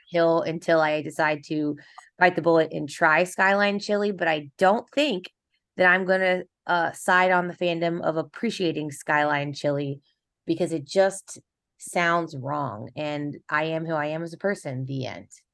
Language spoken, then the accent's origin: English; Kansas City, Missouri, United States; I'm from Kansas City.